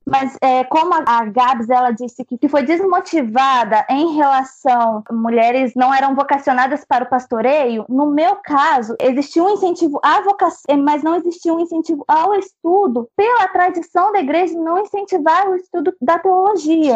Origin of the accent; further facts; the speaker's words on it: Angra dos Reis, Rio de Janeiro, Brazil; sou de Angra dos Reis